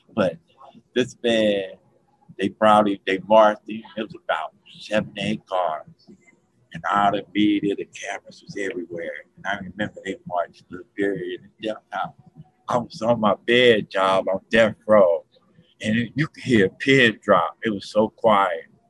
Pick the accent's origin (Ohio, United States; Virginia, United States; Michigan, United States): Ohio, United States; Cincinnati; now in Florida, United States; I was born and raised in Cincinnati, Ohio